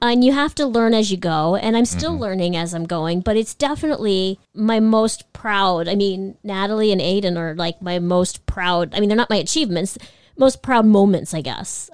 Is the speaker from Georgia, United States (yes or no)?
no; Northern Virginia, United States; I grew up in Northern Virginia and graduated in Constitution Hall in Washington, D.C.